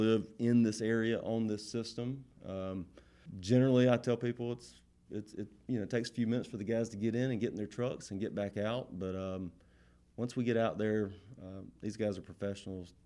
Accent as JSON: {"language": "English", "town": "Thomasville", "region": "Georgia", "country": "United States", "tie": "born or raised there", "said": "I grew up here in Thomasville"}